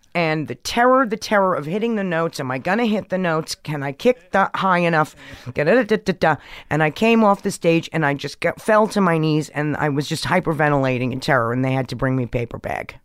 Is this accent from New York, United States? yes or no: yes; New York, United States; growing up in New York in the seventies and eighties